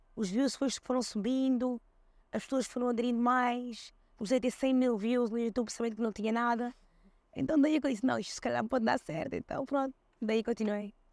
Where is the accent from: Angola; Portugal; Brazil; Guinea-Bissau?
Portugal; Seixal, Lisbon; also born or lived in Switzerland / Cape Verde; Que é a nossa casa, onde eu também cresci, eh, no Seixal